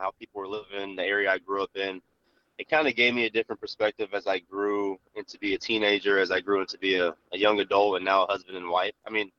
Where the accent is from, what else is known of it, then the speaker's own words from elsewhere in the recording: Tallahassee, Florida, United States; also born or lived in Texas; I'm from Tallahassee, Florida. Growing up was a crazy time. So I grew up in like Florida. I moved Texas, but I got back to Florida. It was a crazy time, man. We grew up on the south side of Tallahassee.